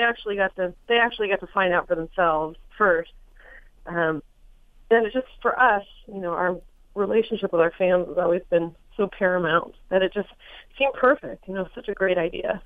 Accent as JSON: {"language": "English", "town": "Los Angeles", "region": "California", "country": "United States", "tie": "born or raised there", "said": "I was born in Hollywood, California"}